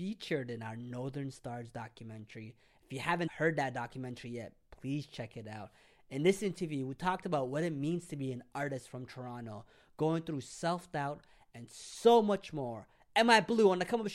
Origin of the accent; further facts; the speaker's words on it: Eritrea; I am also Eritrean